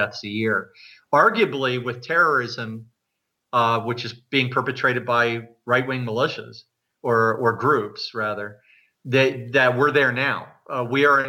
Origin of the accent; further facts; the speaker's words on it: New Jersey, United States; moved away as an adult; also born or lived in New York City; now in Canada; I was born in the United States and I grew up in New Jersey and I lived in New York City for 7 years and then moved here soon after 9/11